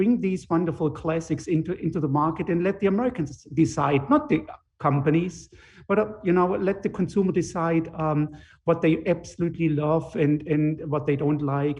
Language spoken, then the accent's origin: English; Germany; moved away as an adult; now in Connecticut, United States; I grew up in Germany